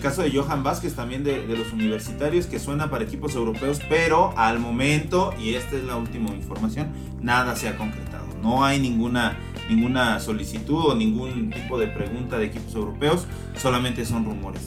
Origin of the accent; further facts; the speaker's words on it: Mexico; para nosotros como mexicanos